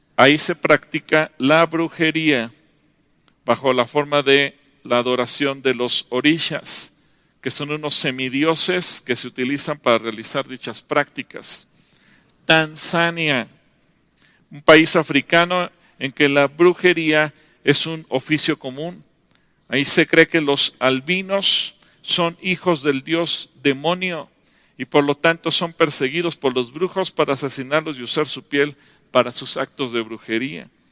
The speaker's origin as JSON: {"language": "Spanish", "country": "Mexico", "said": "como nación mexicana"}